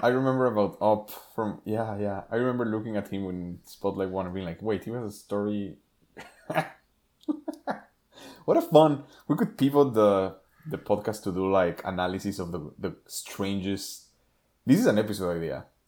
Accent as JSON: {"language": "English", "country": "Mexico", "tie": "born or raised there", "moved": "yes", "said": "growing up in Mexico"}